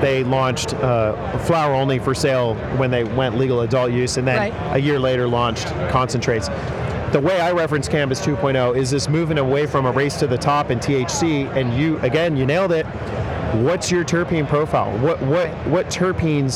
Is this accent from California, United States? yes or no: yes; San Francisco, California, United States; growing up in the Bay Area in San Francisco